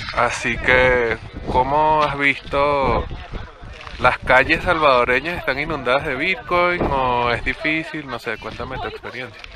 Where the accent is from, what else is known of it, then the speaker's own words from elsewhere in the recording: Venezuela; somos compañeros y compatriotas